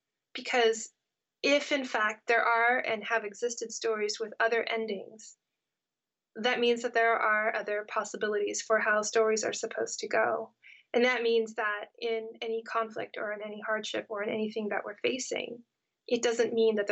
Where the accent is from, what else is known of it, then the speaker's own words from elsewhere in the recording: California, United States; know-it-all American kid growing up in California